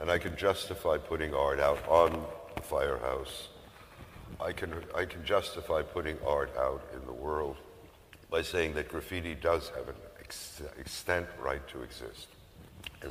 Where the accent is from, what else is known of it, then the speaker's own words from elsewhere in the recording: New York City, New York, United States; where I grew up in the South Bronx